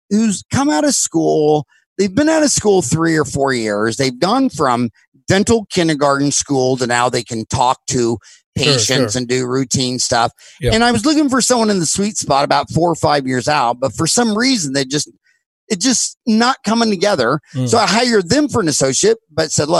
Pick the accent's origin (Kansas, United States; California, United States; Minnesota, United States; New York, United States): Kansas, United States; moved away as an adult; now in Phoenix, United States; growing up in Kansas